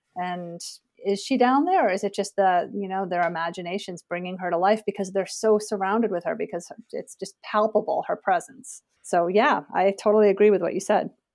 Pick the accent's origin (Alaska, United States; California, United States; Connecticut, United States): Connecticut, United States; suburb west of Hartford; moved away as an adult; also born or lived in Portland, Oregon / Kentucky; now in Vermont, United States; I grew up in a suburb just west of Hartford, Connecticut